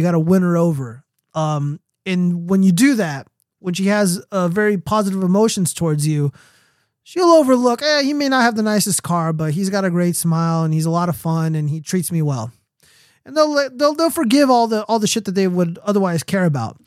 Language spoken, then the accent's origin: English; United States; an American citizen